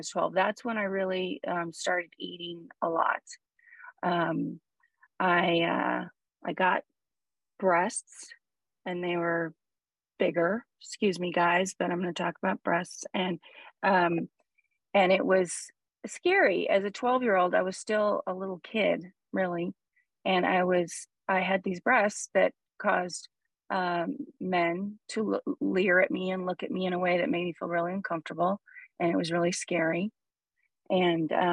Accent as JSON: {"language": "English", "town": "Huntington Beach", "region": "California", "country": "United States", "tie": "born or raised there", "said": "I grew up in Huntington Beach, California, where Paul is now"}